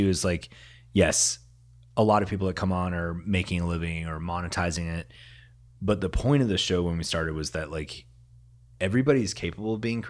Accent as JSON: {"language": "English", "town": "Prairie Grove", "region": "Arkansas", "country": "United States", "tie": "born or raised there", "said": "So I grew up in Prairie Grove."}